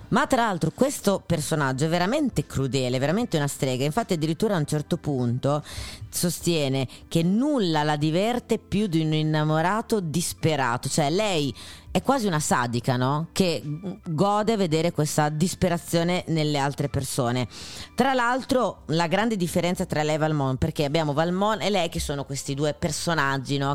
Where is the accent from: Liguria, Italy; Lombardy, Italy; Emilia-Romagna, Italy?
Emilia-Romagna, Italy; Sono romagnola